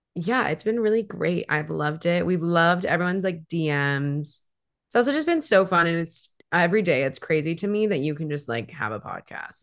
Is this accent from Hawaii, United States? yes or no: yes; Hawaii, United States; now in Seattle, United States; I grew up in Hawaii.